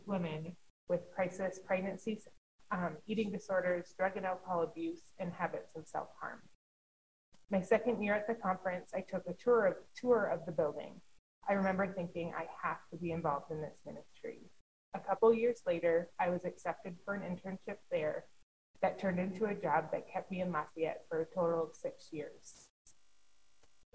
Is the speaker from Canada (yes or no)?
yes; Canada; I'm Canadian. So I went back home